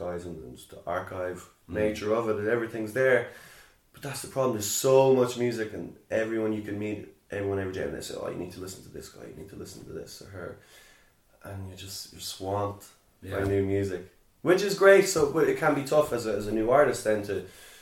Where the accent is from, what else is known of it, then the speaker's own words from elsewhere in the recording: Sligo, Connacht, Ireland; growing up in Sligo